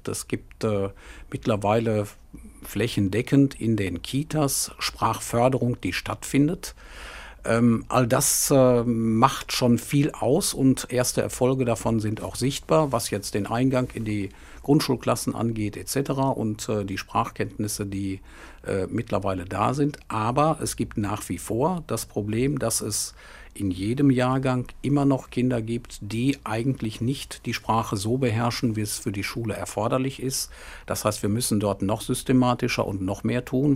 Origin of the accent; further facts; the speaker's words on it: Hagen, North Rhine-Westphalia, Germany; ich bin zunächst mal gebürtiger Hagener, von da aus äh, kenne ich die Stadt von klein auf